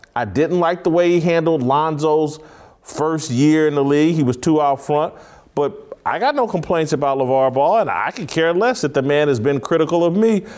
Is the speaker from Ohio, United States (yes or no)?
no; Indianapolis, Indiana, United States; I grew up in Indianapolis